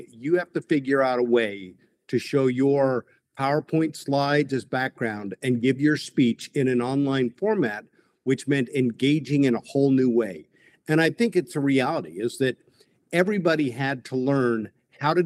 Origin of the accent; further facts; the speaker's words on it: Carson City, Nevada, United States; also born or lived in Salt Lake City, Utah; So we picked up, moved to Carson City, and that's where I say I really grew up.